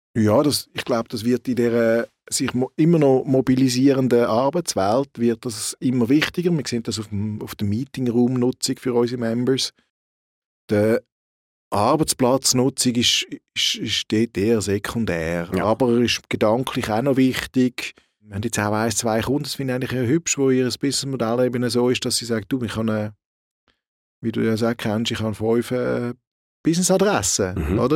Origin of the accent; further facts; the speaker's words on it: Switzerland; bei uns in der Schweiz